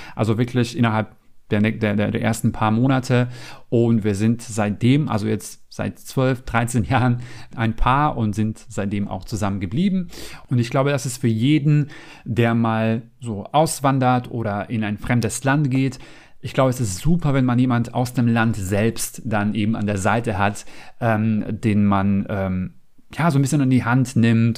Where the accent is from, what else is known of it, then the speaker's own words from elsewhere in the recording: North Macedonia; German is a second language; moved away as an adult; now in Germany; ich bin jetzt nicht in Deutschland geboren und aufgewachsen, sondern ich komme ursprünglich aus Mazedonien